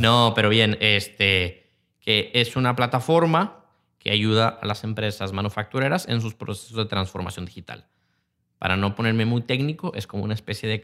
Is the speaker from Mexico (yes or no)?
yes; Mexico; como mexicanos tenemos algo que por una parte somos una raza sumamente creativa